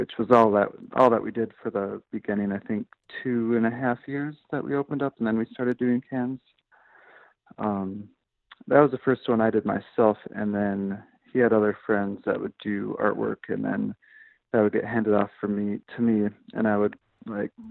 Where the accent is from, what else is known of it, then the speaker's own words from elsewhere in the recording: Minnesota, United States; moved away as an adult; now in Chicago, United States; I grew up in Minnesota, and I went to school at St. Cloud State University